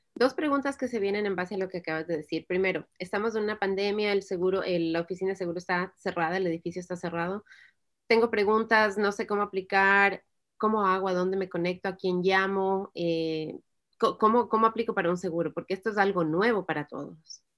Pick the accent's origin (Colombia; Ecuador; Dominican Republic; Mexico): Ecuador; moved away as an adult; now in United States; el Ecuador, donde, de donde yo soy